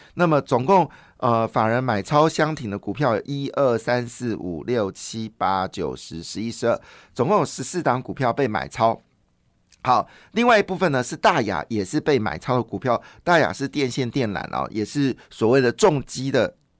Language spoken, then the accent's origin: Chinese; Taiwan; 我们其实台湾人是非常宽容的